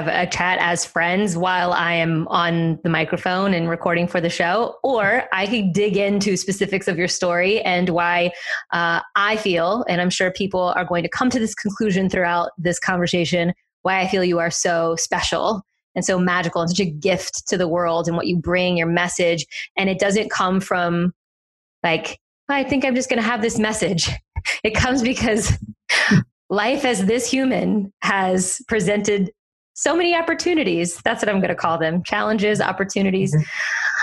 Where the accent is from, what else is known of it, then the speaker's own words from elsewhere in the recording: South Louisiana, United States; now in Austin, United States; I am from South Louisiana